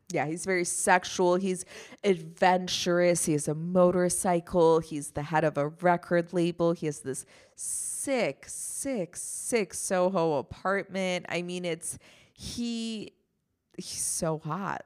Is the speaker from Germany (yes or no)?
yes; Germany; moved away; I grew up in Germany.